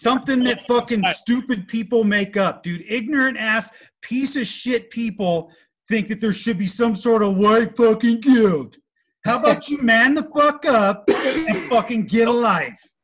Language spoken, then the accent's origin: English; Southern California, United States; I was born and raised in Southern California